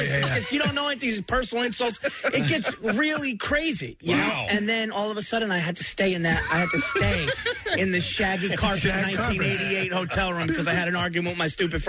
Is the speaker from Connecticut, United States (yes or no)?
no; New York, United States; Yes. Born and raised New York.